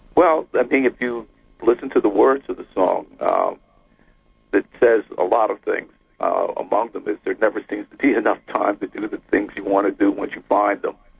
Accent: New York City, New York, United States; I was the oldest of four children, and I grew up in the Bronx

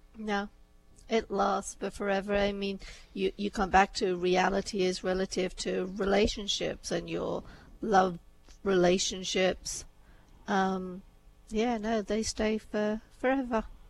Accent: England, United Kingdom; also born or lived in India; I was born in India, brought up in England. My upbringing was very Indian in England.

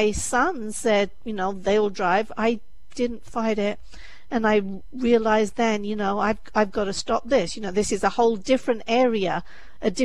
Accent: England, United Kingdom; moved away as an adult; now in United States; I'm from England

